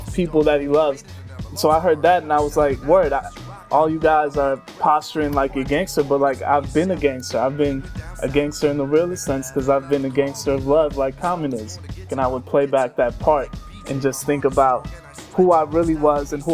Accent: Calumet City, Illinois, United States; English is a second language; moved away; also born or lived in Bronx, New York; I grew up in Calumet City. I moved there when I was 5 years old

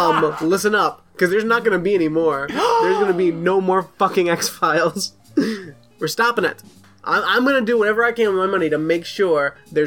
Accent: New York City, New York, United States; I'm from New York City, so I've seen almost everything, including the Twin Towers falling a few blocks from my apartment.

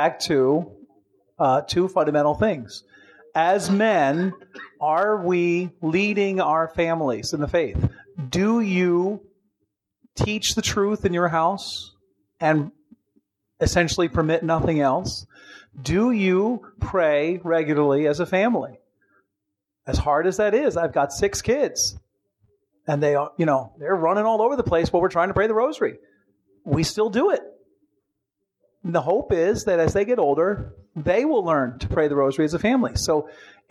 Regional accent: New Jersey, United States; I come from New Jersey, see, and I have 15 brothers and sisters.

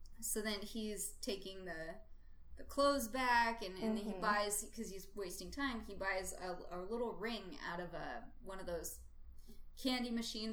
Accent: United States; I'm American

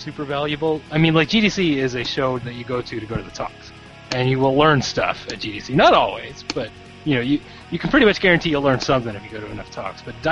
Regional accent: Las Vegas, Nevada, United States; I'm from Las Vegas

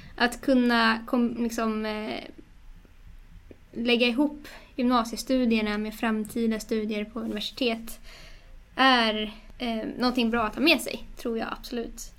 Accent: Stockholm, Stockholm County, Sweden; moved away; Jag är ju från Stockholm ursprungligen men eh, har rotat mig mer och mer i Stockholm igen efter några år därifrån.

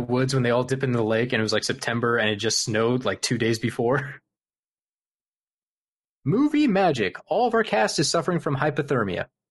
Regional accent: Midwest, United States; I'm from the Midwest

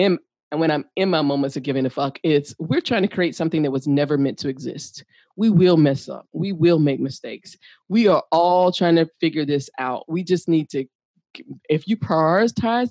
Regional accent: United States; I am a U.S. citizen. I'm a black

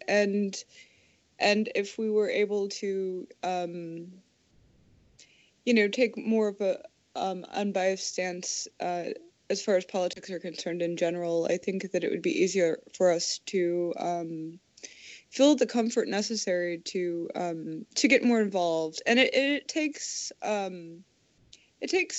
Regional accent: United States; growing up in America

